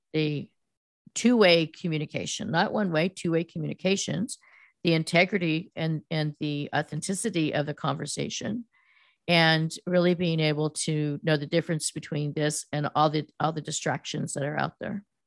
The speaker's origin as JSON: {"language": "English", "area": "Silicon Valley", "region": "California", "country": "United States", "tie": "born or raised there", "said": "I grew up in Silicon Valley, which was then known as the Land of Hearts Delight"}